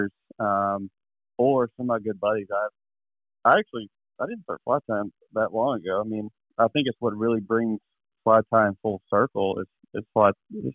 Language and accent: English; Goochland, Virginia, United States; I'm in central Virginia, right outside of Richmond, west of Richmond a little ways, in between Richmond and Charlottesville, a little town called Goochland, and Goochland's bordered on the southern county line by the James River. So I was raised in the James River, smallmouth fishing.